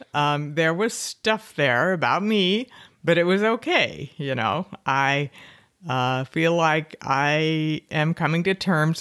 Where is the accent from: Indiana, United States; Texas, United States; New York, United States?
Texas, United States; Fort Worth; Fort Worth.